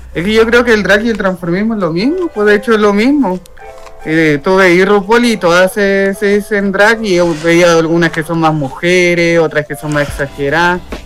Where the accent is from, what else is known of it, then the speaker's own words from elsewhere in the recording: Chile; also born or lived in Santiago; yo soy un transformista chileno.